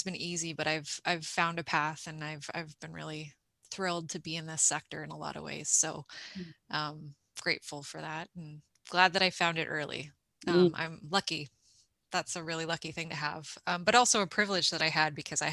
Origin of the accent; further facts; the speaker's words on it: Toronto, Ontario, Canada; moved away as an adult; now in East Coast, Canada; I grew up in Toronto, in Scarborough, shout out to the East Side